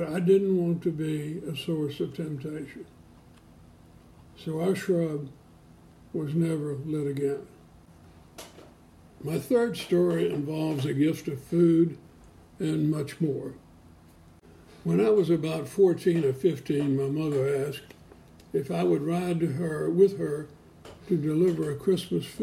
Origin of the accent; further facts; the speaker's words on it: Springhill, Louisiana, United States; now in Memphis, United States; our little 50-member Presbyterian church in my hometown of Spring Hill, Louisiana